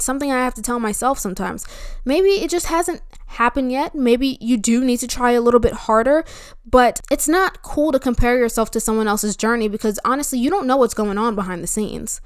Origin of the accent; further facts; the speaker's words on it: New Jersey, United States; now in Florida, United States; I'm from New Jersey